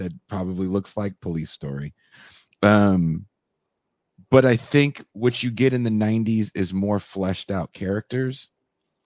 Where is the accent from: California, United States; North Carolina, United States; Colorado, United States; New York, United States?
California, United States; growing up in California